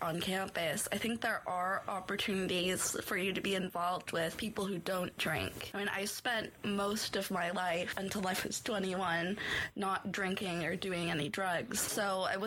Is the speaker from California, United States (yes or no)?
yes; California, United States; moved away as an adult; now in Aberdeen, United Kingdom; I'm from California.